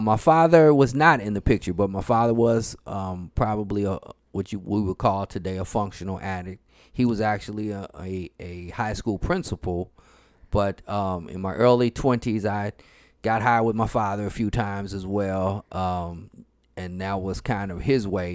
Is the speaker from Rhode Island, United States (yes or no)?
no; St. Louis, Missouri, United States; I'm from Saint Louis, Missouri